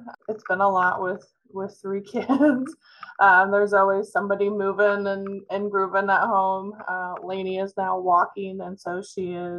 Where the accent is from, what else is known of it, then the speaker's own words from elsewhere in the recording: Mediapolis, Iowa, United States; So I'm actually originally from Mediapolis, which is down by Burlington.